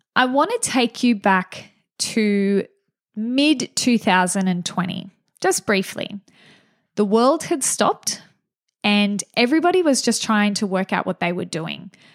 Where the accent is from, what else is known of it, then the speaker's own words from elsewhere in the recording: Gunnedah, New South Wales, Australia; I'm from a small town in regional New South Wales called Gunnedah